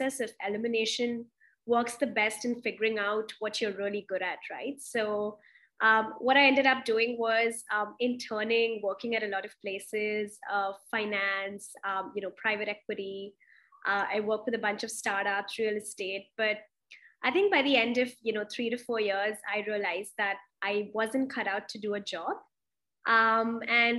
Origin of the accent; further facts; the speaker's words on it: Delhi, India; moved away; also born or lived in Mumbai / Pune; in Delhi. I'm originally from there, but I've also been in Bombay, Pune.